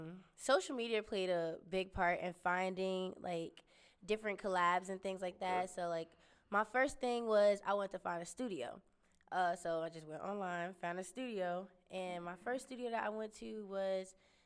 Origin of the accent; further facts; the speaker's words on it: Newark, New Jersey, United States; moved away as an adult; also born or lived in Garner, North Carolina / Haiti (family); now in North Carolina, United States; I'm from Jersey, North New Jersey